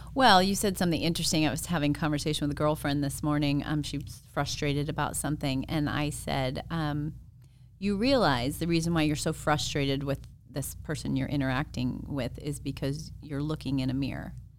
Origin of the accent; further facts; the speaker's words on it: Phoenix, Arizona, United States; I grew up in Arizona.